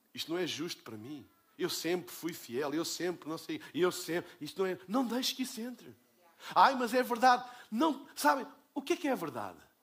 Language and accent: Portuguese; Portugal; eu sou de Portugal